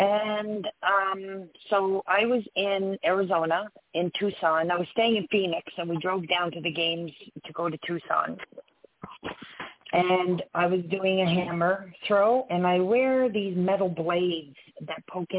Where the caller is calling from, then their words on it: Canada; I'm calling from Canada.